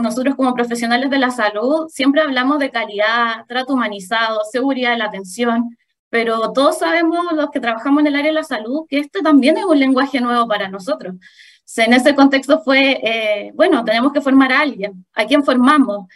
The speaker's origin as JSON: {"language": "Spanish", "town": "Santiago", "region": "Santiago Metropolitan Region", "country": "Chile", "also_born_or_lived": "Maule Region", "moved": "as an adult", "said": "yo soy de Santiago, pero por temas de preferencia personal, empecé a trabajar eh, en la séptima región"}